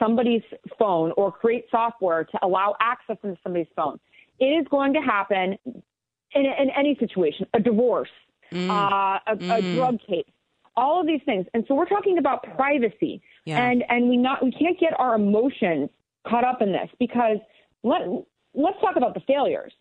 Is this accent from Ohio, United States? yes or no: no; La Junta, Colorado, United States; also born or lived in Rocky Ford, Colorado; American background in the middle of nowhere in southeastern Colorado, in La Junta, Colorado. I was born in Rocky Ford, raised in an agricultural community